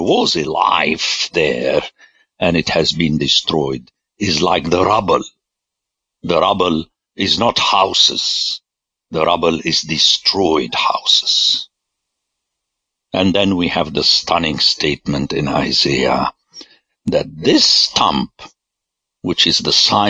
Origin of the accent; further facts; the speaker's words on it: Lebanon; I grew up in Lebanon